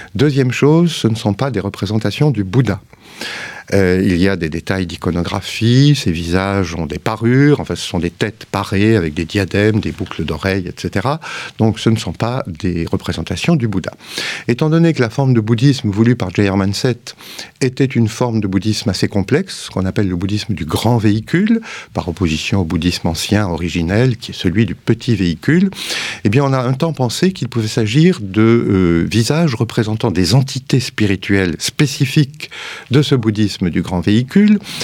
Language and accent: French; France; on est français et cartésien